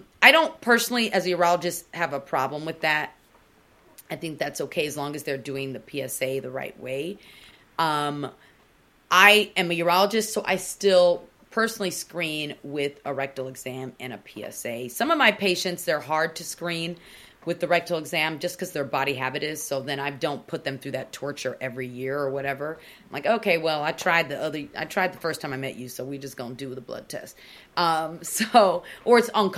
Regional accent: Nigeria; I'm Nigerian

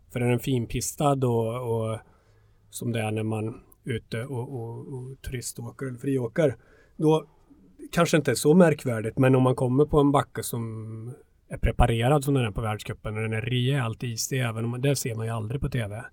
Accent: Hammarö, Värmland, Sweden; född och uppvuxen eh, på Hammarö utanför Karlstad

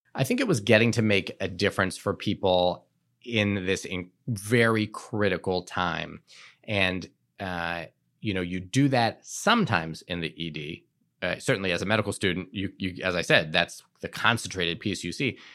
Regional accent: Shaker Heights, Ohio, United States; moved away as an adult; also born or lived in Providence, Rhode Island; I grew up outside of Cleveland, Ohio, in a suburb called Shaker Heights

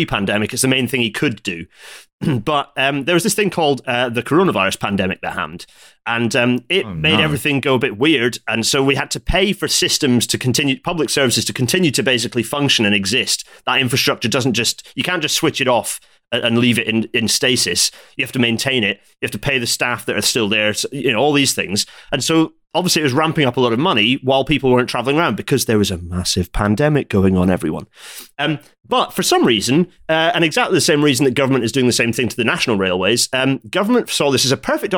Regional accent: Scotland, United Kingdom; now in North of England, United Kingdom; As a Scottish guy living in the north

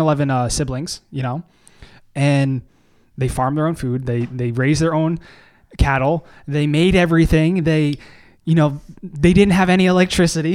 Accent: Canada; I am a Canadian significant other

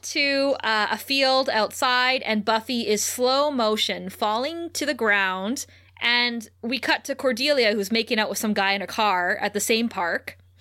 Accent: Ontario, Canada; growing up in Ontario

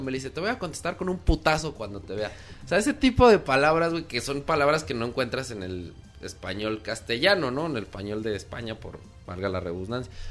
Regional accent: Mexico; La estación latina para los que somos latinos. Bueno, y mexicanos

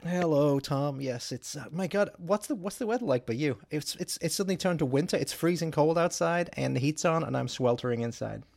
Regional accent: England, United Kingdom; also born or lived in Chicago area; now in Chicago, United States; I'm from England originally, but obviously, but I'm uh, I've been living in the Chicago area for the last thirty years or something like that.

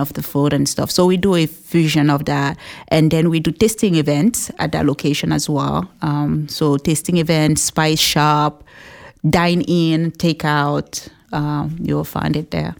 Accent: Cameroon; English is a second language; moved away as an adult; now in New Hampshire, United States; we grew up together in Cameroon.

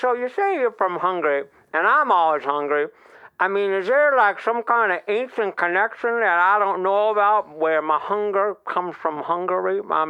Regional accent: the South, United States; And now you can probably tell, you know, that I'm from the South.

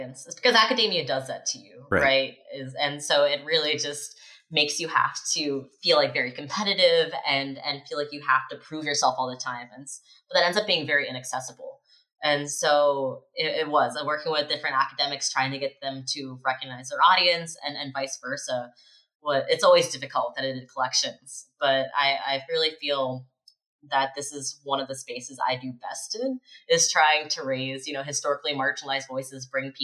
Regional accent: Morgantown, West Virginia, United States; moved away as an adult; also born or lived in Maryland / Budapest; I grew up in Morgantown, West Virginia

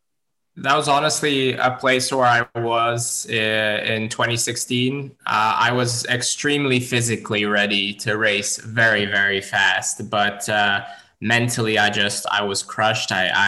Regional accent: Dubai, United Arab Emirates; also born or lived in Abu Dhabi; now in Serbia; I actually trained in Dubai and I was born in Abu Dhabi and I trained and lived in Dubai for 24 years out of these 27. It's only been the last 3 years that I moved back to Serbia

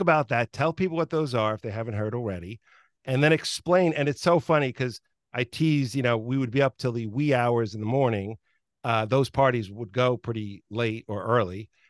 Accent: New York, United States; I grew up in New York

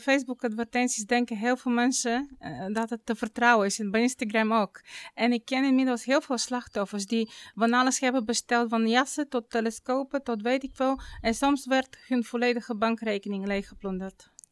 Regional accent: Bulgaria; Dutch is a second language; moved away as an adult; now in Netherlands; ik kwam zelf uit Bulgarije. Ik kwam eh, op mijn negentiende naar Nederland vanwege mijn vakantieliefde

